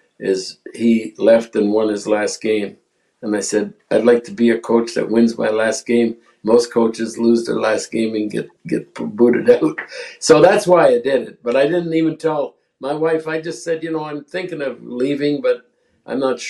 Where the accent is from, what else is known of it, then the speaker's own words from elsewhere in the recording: Montreal, Quebec, Canada; moved away as an adult; when I was growing up in Montreal, I was 6 years old